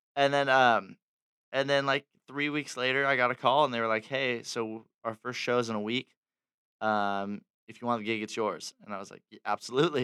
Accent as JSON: {"language": "English", "town": "Fullerton", "region": "California", "country": "United States", "tie": "born or raised there", "said": "born and raised in Orange County, Fullerton"}